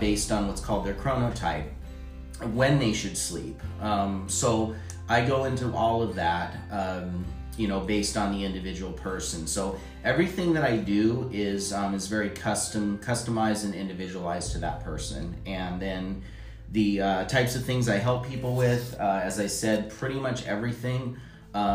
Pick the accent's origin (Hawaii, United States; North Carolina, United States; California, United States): California, United States; Los Angeles; moved away as an adult; now in Reno, United States; I grew up in LA, Los Angeles, California